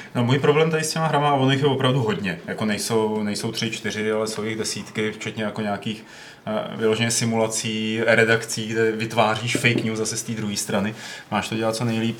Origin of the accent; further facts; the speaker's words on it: Czechia; my, když to budeme hrát jako Češi